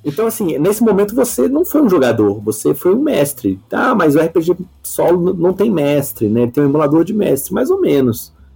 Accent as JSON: {"language": "Portuguese", "town": "Uberlândia", "region": "Minas Gerais", "country": "Brazil", "said": "eu sou de Uberlândia, Minas Gerais, né? eu, não, eu, não sou, eu sou brasileiro, então não morei lá fora nem nada"}